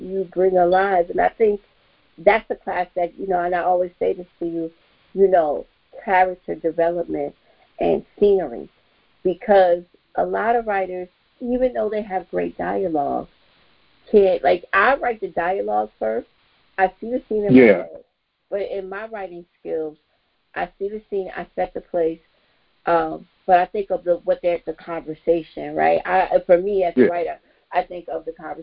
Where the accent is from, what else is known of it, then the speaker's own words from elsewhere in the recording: New York City, New York, United States; I grew up in Bed-Stuy